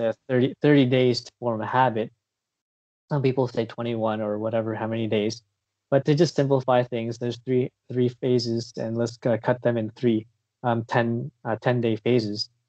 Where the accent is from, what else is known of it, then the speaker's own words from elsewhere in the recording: Windsor, Ontario, Canada; also born or lived in South Korea / United Kingdom; now in Vancouver, Canada; I'm a Filipino Canadian, uh, from originally from Windsor, Ontario, but uh, right now I live in uh, around the Vancouver area in uh, BC